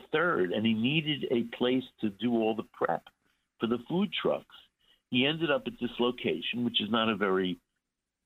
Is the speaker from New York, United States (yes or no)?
yes; New York City, New York, United States; I grew up in Flatbush